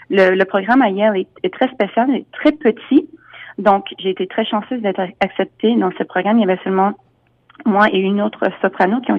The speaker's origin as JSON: {"language": "French", "country": "United States", "said": "Je travaille beaucoup aux États-Unis. Je suis américaine aussi, donc euh, je travaille beaucoup à New York."}